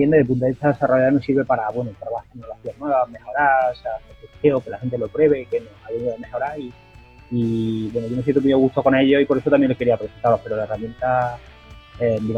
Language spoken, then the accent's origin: Spanish; Andalusia, Spain; soy, aquí de Andalucía